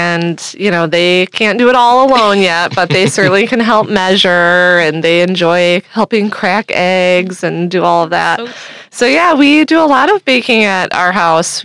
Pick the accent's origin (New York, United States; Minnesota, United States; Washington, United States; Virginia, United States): Minnesota, United States; I grew up in Minnesota